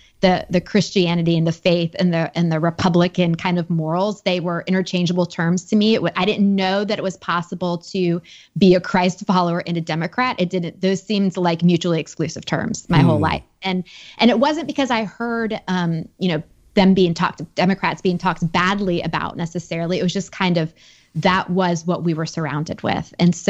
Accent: United States; I was raised just outside Washington, D.C. in a very political family.

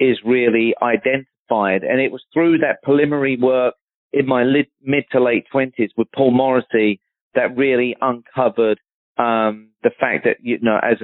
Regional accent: Surrey, South East England, United Kingdom; moved away; I grew up one county away from Justin. He's from Hampshire, and I'm from Surrey, back in London

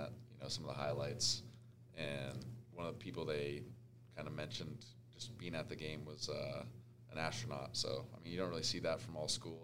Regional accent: Las Vegas, Nevada, United States; moved away as an adult; also born or lived in San Diego; growing up in the Vegas heat

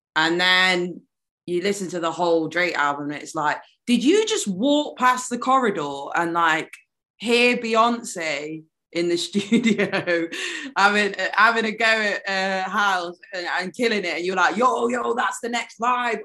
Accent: United Kingdom; accent: British; I'm half Jamaican, um, half British

